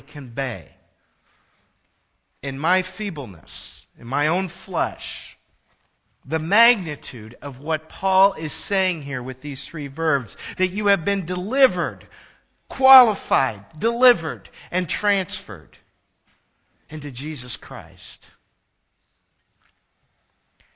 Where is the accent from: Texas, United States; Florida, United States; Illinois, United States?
Illinois, United States; also born or lived in Michigan; I moved from Michigan back home to Illinois